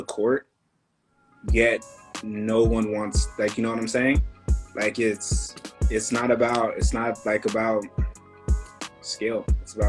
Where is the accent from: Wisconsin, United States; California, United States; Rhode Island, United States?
California, United States; Northern; now in Los Angeles, United States; growing up in Northern California, especially during, like, the hikey movement and, like, Chico